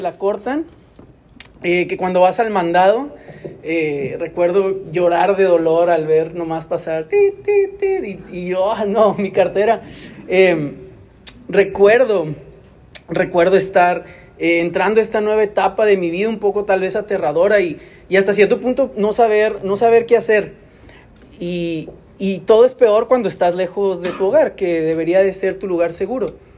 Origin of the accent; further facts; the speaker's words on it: Monterrey, Nuevo León, Mexico; yo soy de aquí, de Monterrey, pero yo recuerdo la primera vez que tuve que dejar mi casa vivir aquí mismo en la ciudad